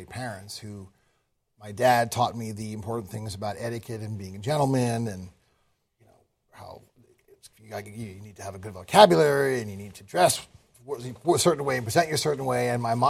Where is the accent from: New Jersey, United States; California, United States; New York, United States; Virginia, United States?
New York, United States; Manhattan; I grew up in Manhattan.